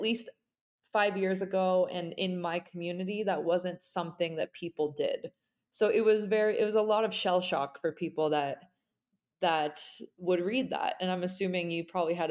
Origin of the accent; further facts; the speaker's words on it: Salt Lake City, Utah, United States; I'm sitting in my hometown now, and I'm originally from Salt Lake City, Utah